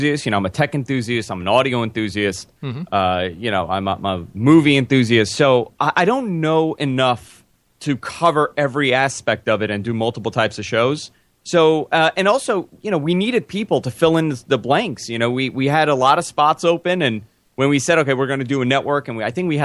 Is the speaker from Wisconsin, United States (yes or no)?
no; New York City, New York, United States; I'm born and raised in Queens